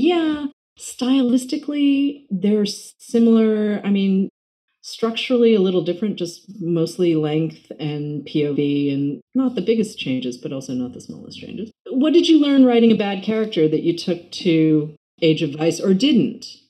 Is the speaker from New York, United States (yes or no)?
yes; New York, United States; as a New Yorker